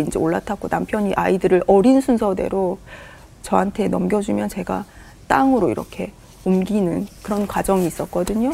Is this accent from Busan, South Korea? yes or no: yes; Busan, South Korea; now in Gapyeong, South Korea; 제가 부산 사람이라